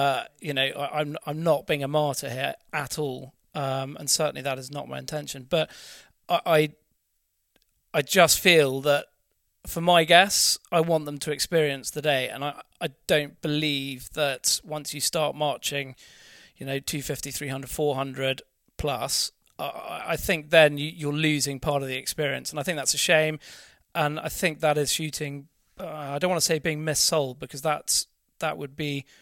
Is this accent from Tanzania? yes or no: no; Norfolk, East of England, United Kingdom; I grew up in Norfolk